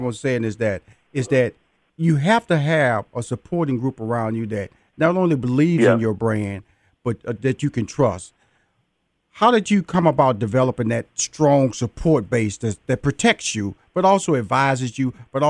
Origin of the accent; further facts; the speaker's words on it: Texas, United States; because I'm from Texas